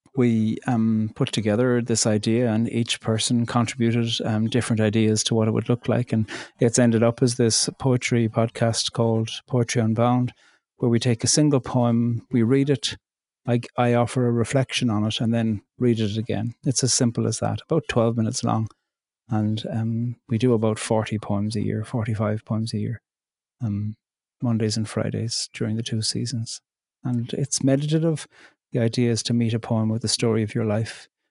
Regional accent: County Cork, Munster, Ireland; moved away as an adult; also born or lived in border between County Fermanagh and Donegal; now in Northern Ireland/Donegal border, Ireland; I'm Irish. I'm from County Cork, and I live in the north on the border between County Fermanagh and Donegal in Ireland

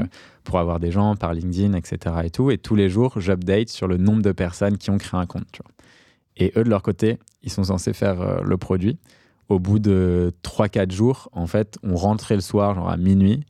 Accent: Paris, Île-de-France, France; J'ai grandi à Paris entre Barbès et, Pigalle

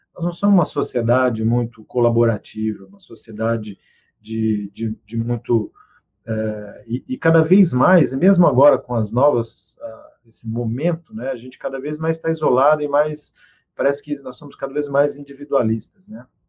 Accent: Presidente Prudente, São Paulo, Brazil; moved away; Eu sou do interior de São Paulo, Presidente Prudente.

